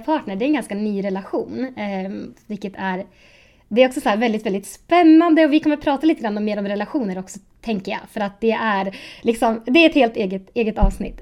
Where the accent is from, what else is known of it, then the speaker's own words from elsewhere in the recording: Sundsvall, Västernorrland County, Sweden; now in Uppsala, Sweden; Jag är egentligen från Sundsvall, men jag bor i Uppsala nu